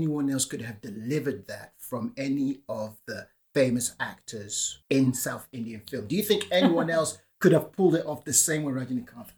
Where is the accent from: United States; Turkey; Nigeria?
Nigeria; moved away; also born or lived in United Kingdom; I grew up in Nigeria. I was born in the UK, but growing up in Nigeria